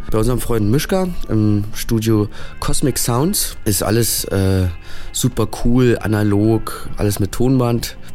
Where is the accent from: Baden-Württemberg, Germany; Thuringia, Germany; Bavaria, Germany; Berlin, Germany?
Berlin, Germany; Wir sind ja aus Berlin und da gibt es immer viele Shows, viele Bands kommen nach Berlin